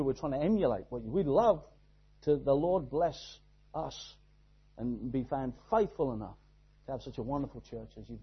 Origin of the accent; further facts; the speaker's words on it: Exeter, South West England, United Kingdom; we are from Exeter, down in the southwest of England, right down there in God's country, tucked away